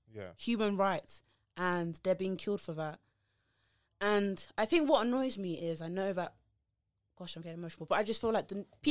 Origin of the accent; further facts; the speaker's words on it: Nigeria; I'm Nigerian, Yoruba.